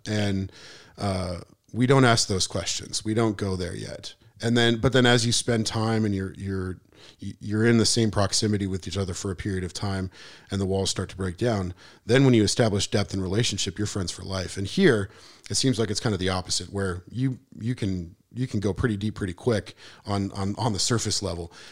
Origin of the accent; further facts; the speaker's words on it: Missoula, Montana, United States; moved away as an adult; now in Spring Hill, United States; I was born and raised in Missoula.